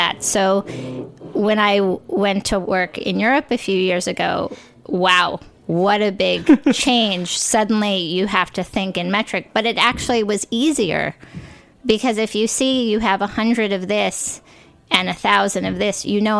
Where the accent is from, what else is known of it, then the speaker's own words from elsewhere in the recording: New York, United States; also born or lived in California; I grew up in New York